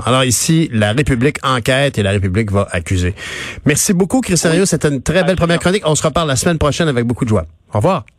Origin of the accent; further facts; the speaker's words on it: Quebec, Canada; on est des Nord-Américains, mais profondément, on est attaché à la France, à nos cousins français.